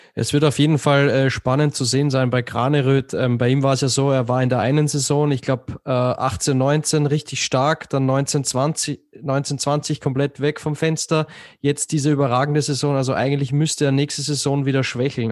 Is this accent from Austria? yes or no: yes; Austria; als Österreicher